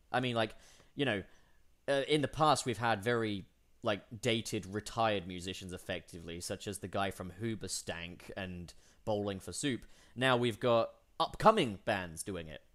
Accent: England, United Kingdom; born or raised there; moved away as an adult

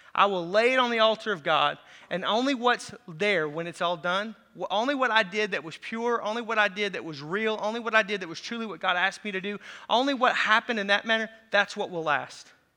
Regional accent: Racine County, south Wisconsin, United States; I'm from Racine County. That's where the accent comes from, just south Wisconsin.

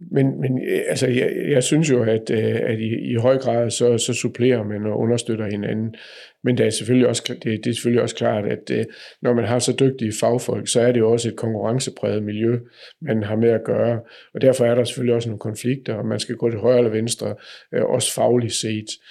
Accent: Nørresundby, North Denmark Region, Denmark; Nørre Sundby, hvor jeg er opvokset

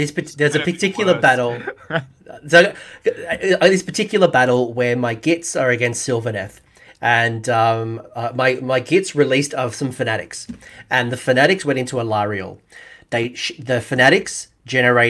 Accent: Australia

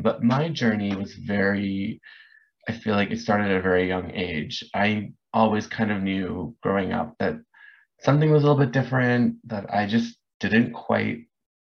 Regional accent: Orange County, California, United States; also born or lived in Los Angeles / Hollywood; I grew up in Orange County

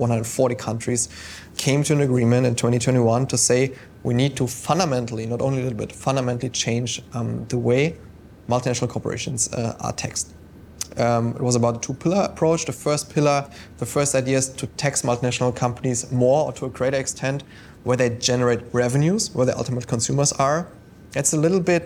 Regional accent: Germany; now in London, United Kingdom; my home country

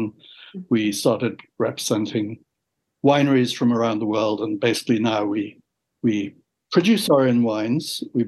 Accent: England, United Kingdom; also born or lived in San Francisco, United States / Canada; After 21 years in San Francisco and 5 years in Canada and growing up in England.

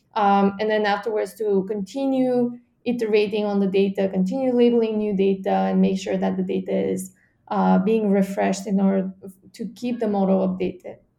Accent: Bulgaria; my home country, Bulgaria

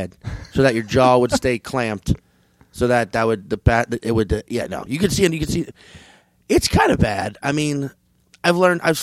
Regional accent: New Orleans, Louisiana, United States; I'm from New Orleans. That is a drinking city.

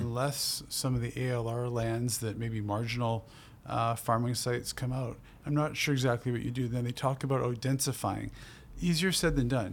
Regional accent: Burnaby, British Columbia, Canada; also born or lived in Port Moody / Coquitlam; I grew up in Burnaby in a real mixed neighborhood

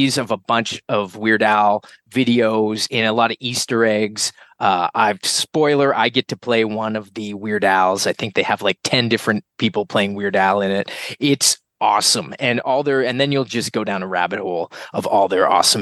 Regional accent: Halifax, Nova Scotia, Canada; now in Toronto, Canada; I was born and raised in Halle, and both my parents were actually originally from Toronto

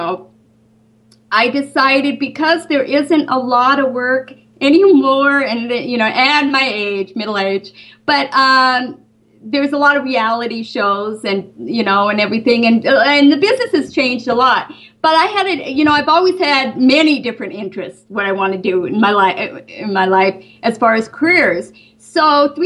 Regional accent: Great Falls, Montana, United States; moved away as an adult; also born or lived in Los Angeles, California; now in Burbank, United States; I grew up in Great Falls, Montana

